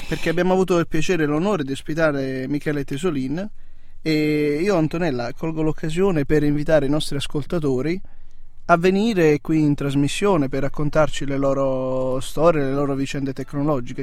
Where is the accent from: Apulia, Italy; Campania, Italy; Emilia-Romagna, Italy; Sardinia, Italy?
Apulia, Italy; now in Trento, Italy; io sono della Puglia